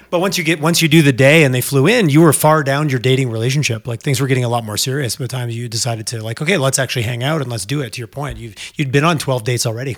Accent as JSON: {"language": "English", "region": "Alberta", "country": "Canada"}